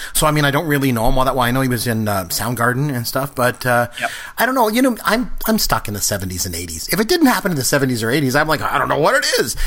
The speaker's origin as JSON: {"language": "English", "country": "Canada", "said": "a Canadian and a proud Canadian"}